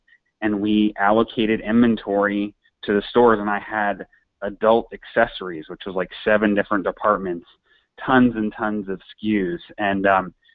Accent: St. Louis, Missouri, United States; moved away as an adult; now in New York, United States; I'm from St. Louis. I born and raised, went to college there as well

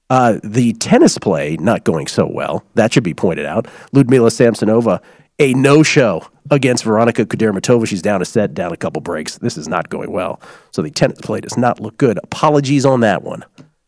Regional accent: Washington, District of Columbia, United States; also born or lived in Miami / San Francisco / Boston; now in Las Vegas, United States; I've lived a long time in several major American cities. Obviously, I grew up in Washington, D.C., lived most of my adult life in San Francisco, and have spent great amount of time in Boston during my college years, also in Miami growing up.

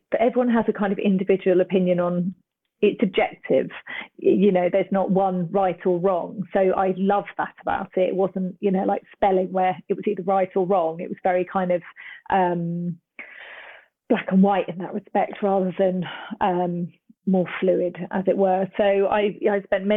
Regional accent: Cambridge, East of England, United Kingdom; I'm originally from Cambridge, which is a university town.

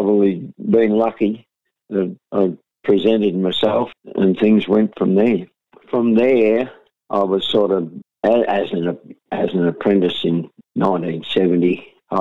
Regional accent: St Arnaud, Victoria, Australia; also born or lived in Melbourne; born and raised in St Arnold, Central Victoria

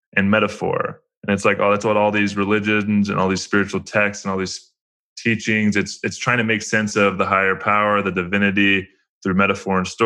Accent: United States; growing up in America

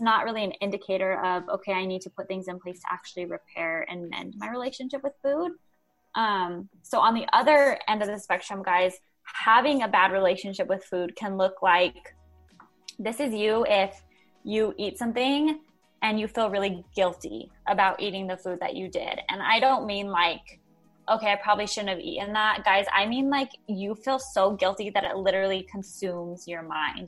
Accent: Albuquerque, New Mexico, United States; I'm actually from New Mexico, Albuquerque, New Mexico

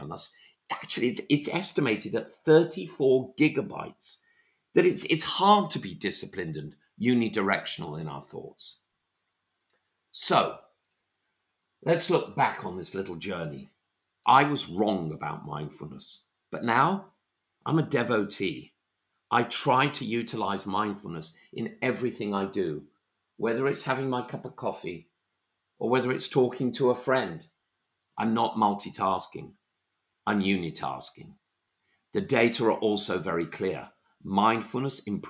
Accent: London, United Kingdom; I'm a Londoner

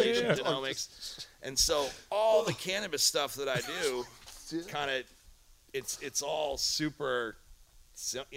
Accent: United States; moved away as an adult; also born or lived in New York / Philadelphia, Pennsylvania; now in Humboldt County, United States; I grew up in New York and Philadelphia, but I moved to Humboldt when I was 18 years old

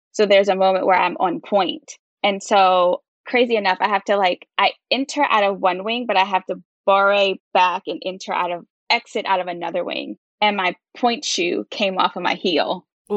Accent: Baltimore, Maryland, United States; moved away as an adult; also born or lived in Chicago / Las Vegas / New York; I'm from Baltimore, Maryland

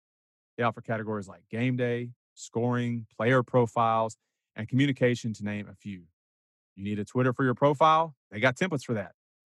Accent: Kerrville, Texas, United States; mention that I'm from Kerrville or came from Kerrville

